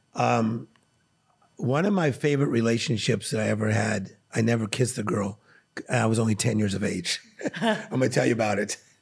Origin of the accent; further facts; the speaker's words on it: Compton, California, United States; I was born in Compton, California